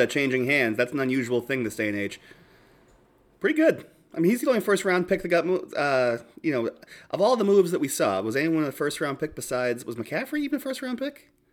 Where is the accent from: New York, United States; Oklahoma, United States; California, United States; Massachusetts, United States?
Massachusetts, United States; Boston; moved away; coming from Boston